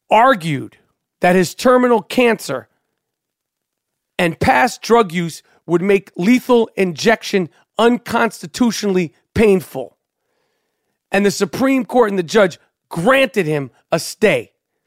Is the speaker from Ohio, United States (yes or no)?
no; New York, United States; with street ball and growing up in New York, there's always sort of these sort of big bang moments in street ball.